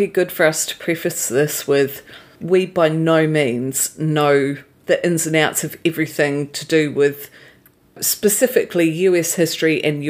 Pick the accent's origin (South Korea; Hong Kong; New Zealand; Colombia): New Zealand; I'm from New Zealand